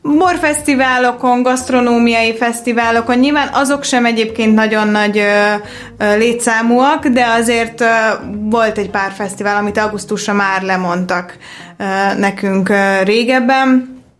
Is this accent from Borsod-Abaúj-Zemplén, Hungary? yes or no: yes; Miskolc, Borsod-Abaúj-Zemplén, Hungary; moved away as an adult; also born or lived in Budapest; én Miskolcon születtem, ott is nőttem föl